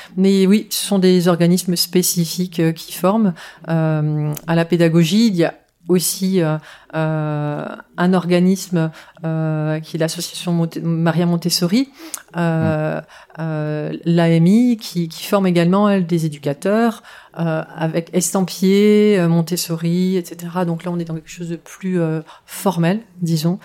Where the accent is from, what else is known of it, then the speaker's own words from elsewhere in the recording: France; j'ai bénéficié de cette double culture en grandissant en France